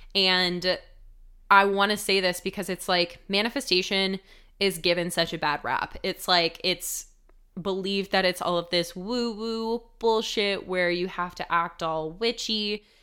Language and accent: English; United States; growing up in the United States